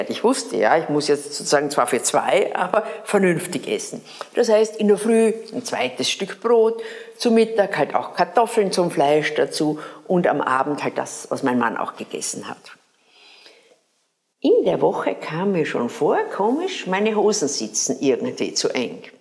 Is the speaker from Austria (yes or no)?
yes; Graz, Styria, Austria; wir hatten bei uns in Graz eine Mannenkernschule.